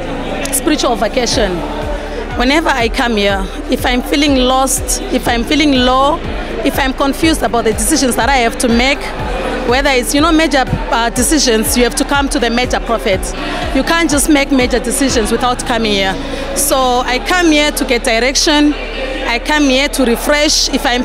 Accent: Masvingo, Zimbabwe; I'm coming from Mashingo, ECG Mashingo branch.

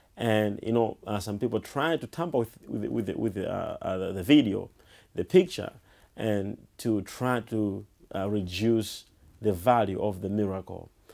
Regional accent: Malawi; I was born in Malawi and, and, and I grew up in Malawi

